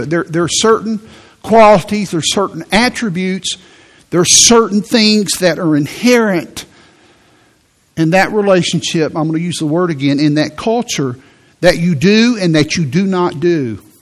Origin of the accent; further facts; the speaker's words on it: Midwest, United States; I, I'm from the Midwest. So I'm just not affectionate.